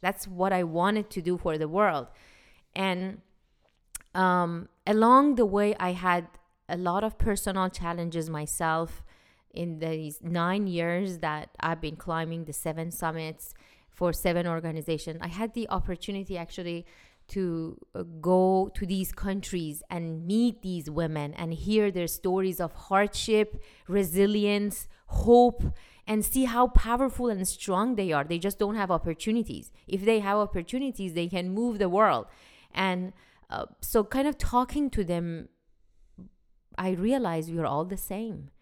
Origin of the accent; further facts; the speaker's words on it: Iran; now in United States; When I was growing up in Iran